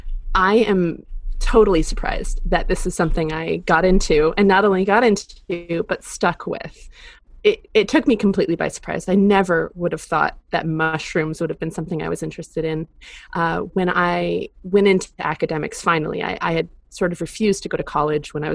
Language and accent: English; Cape Cod, Massachusetts, United States; I am from Cape Cod, which is in Massachusetts